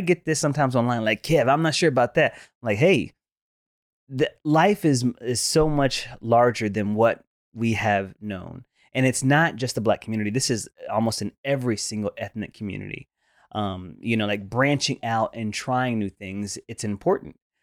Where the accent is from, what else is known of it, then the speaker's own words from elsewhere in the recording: the South, United States; growing up in the South